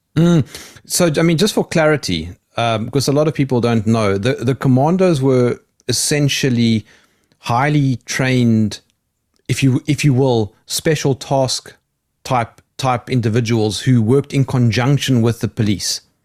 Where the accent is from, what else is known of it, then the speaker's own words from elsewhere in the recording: South Africa; being South African